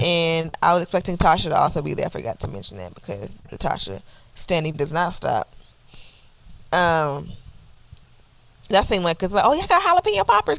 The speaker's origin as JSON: {"language": "English", "town": "Atlanta", "region": "Georgia", "country": "United States", "said": "I'm from Atlanta"}